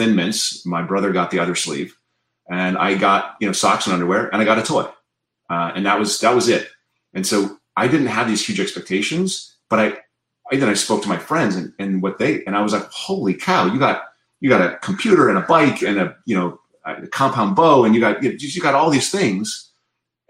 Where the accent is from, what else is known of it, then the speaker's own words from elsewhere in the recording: South Dakota, United States; now in Berkeley, United States; I grew up in South Dakota